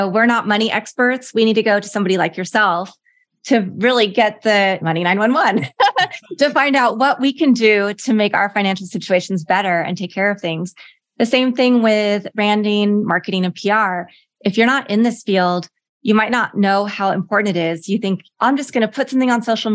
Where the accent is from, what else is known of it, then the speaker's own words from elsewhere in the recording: Lawrence, Kansas, United States; moved away; I grew up in Lawrence, Kansas